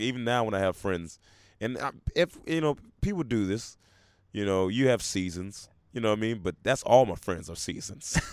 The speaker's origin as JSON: {"language": "English", "town": "Memphis", "region": "Tennessee", "country": "United States", "tie": "born or raised there", "also_born_or_lived": "Portland, Oregon", "said": "I was raised most of my adolescence in Memphis, Tennessee"}